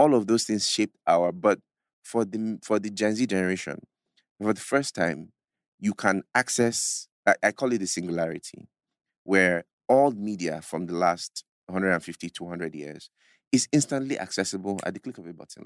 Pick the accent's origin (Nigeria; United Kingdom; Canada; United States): Nigeria; as a Nigerian, even as an African